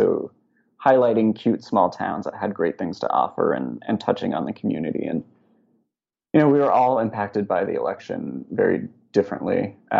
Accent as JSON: {"language": "English", "region": "West Coast", "country": "United States", "tie": "born or raised there", "said": "I grew up on the West Coast and have only ever really lived in big cities or suburbs."}